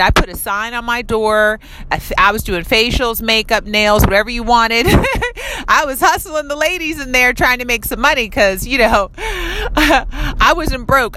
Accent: United States; I was born here in America

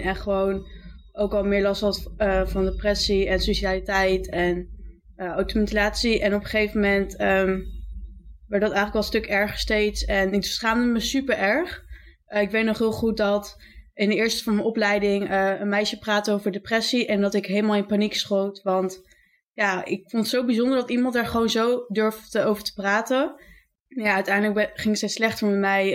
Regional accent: Zwolle, Overijssel, Netherlands; ik ben 21, ik kom uit Zwolle.

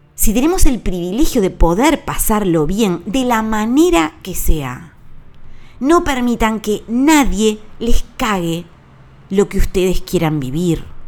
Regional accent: Uruguay; Yo compro los regalos en mi país, a emprendedores uruguayos celebro la Navidad con una mesa uruguaya

